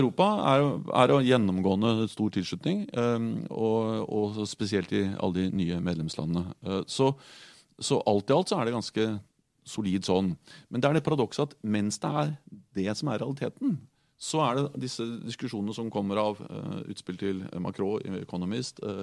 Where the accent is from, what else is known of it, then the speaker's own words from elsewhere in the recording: Norway; Jeg er en norsk sosialdemokrat